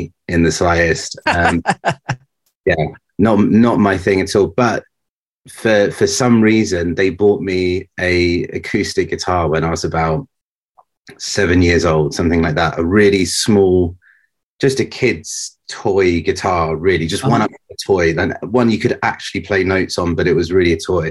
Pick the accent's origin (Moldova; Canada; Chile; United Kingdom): United Kingdom; near Southampton, South East England; moved away as an adult; also born or lived in Reading; now in London, United Kingdom; I was raised near Southampton, which is kind of in the middle of the south coast of England